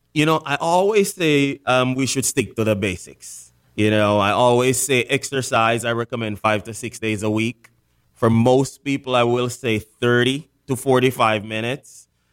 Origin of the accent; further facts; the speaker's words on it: Jamaica; moved away as an adult; also born or lived in Fort Lauderdale, Florida / Washington, D.C. / Jacksonville, Florida / Arizona; now in South Florida, United States; I was actually born and raised in Jamaica. I moved to America right after high school.